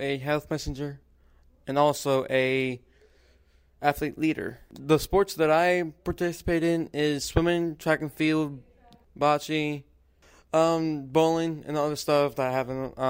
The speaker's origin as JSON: {"language": "English", "region": "Louisiana", "country": "United States", "said": "I am from Louisiana."}